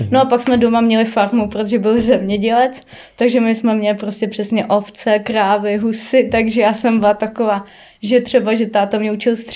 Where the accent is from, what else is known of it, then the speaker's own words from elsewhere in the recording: Ústí nad Labem, Ústí nad Labem Region, Czechia; já pocházím z Ústí leží nad labem, to je drsnej sever sám o sobě